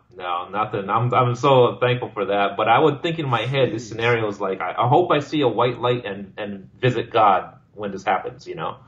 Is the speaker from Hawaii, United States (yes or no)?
yes; Hawaii, United States; moved away as an adult; my hometown